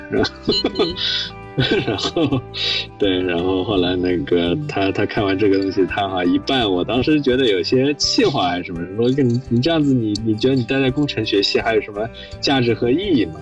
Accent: Shanghai, China; moved away as an adult; also born or lived in Princeton, United States; 我是上海人，我在上海读公校长大的，然后高中其实读的是复旦附中

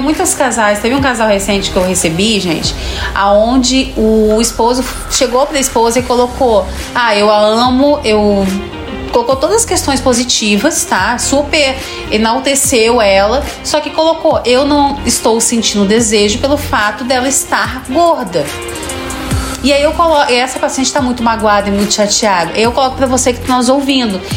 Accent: Rio Grande do Sul, Brazil; eu sou gaúcho

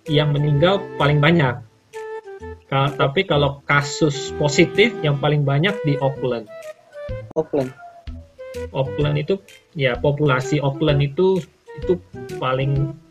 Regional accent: Palembang, South Sumatra, Indonesia; moved away as an adult; also born or lived in Jakarta; jadi pertama kali saya kan aslinya orang Palembang

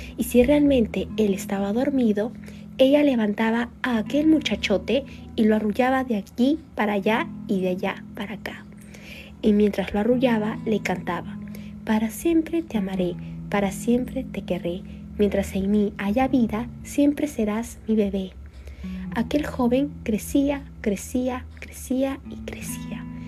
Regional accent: Lima, Peru; tengo 17 años, soy de Lima

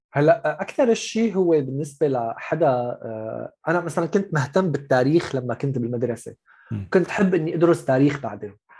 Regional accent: Syria; moved away as an adult; also born or lived in Gulf; انا من سوريا رحت على الخليج

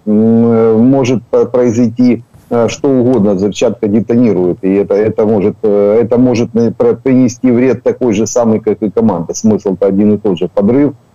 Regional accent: Makiivka, Donetsk Oblast, Ukraine; Я родился в Макіївці, я Макіївчанин

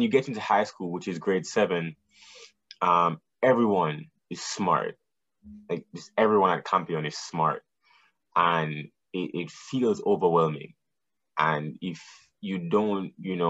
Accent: Kingston, Jamaica; moved away; also born or lived in New Jersey; I'm from Jamaica, Kingston, Jamaica. Mm-hmm. I was born and raised there

